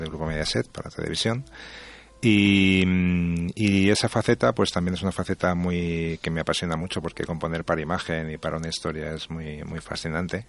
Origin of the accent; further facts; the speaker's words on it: Spain; creo que soy el primer español en ganarlo